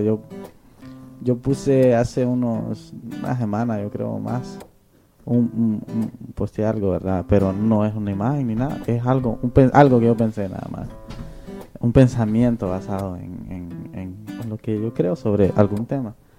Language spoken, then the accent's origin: Spanish; Honduras; moved away; en mi país, en Honduras